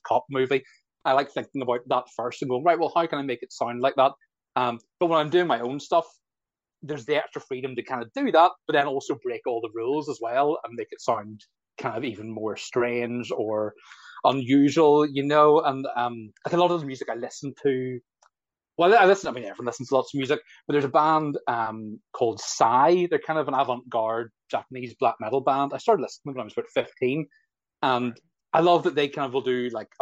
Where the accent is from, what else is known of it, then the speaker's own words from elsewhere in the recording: Belfast, Northern Ireland, United Kingdom; I'm a musician from Belfast